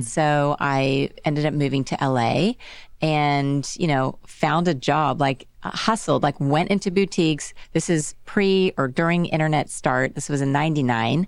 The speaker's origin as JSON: {"language": "English", "town": "Dallas", "region": "Texas", "country": "United States", "tie": "born or raised there", "also_born_or_lived": "Los Angeles / London / New York City", "moved": "as an adult", "said": "I grew up in Dallas"}